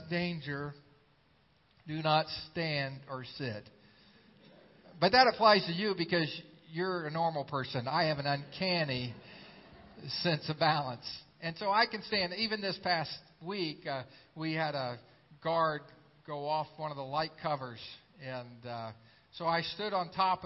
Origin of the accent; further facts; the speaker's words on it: Xenia, Ohio, United States; my hometown of Xenia, Ohio.